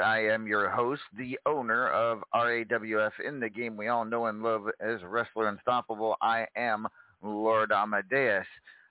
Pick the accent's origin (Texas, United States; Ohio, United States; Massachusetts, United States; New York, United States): Texas, United States; a few special appearances in my home state, the great state of Texas, and I'm unable to be there.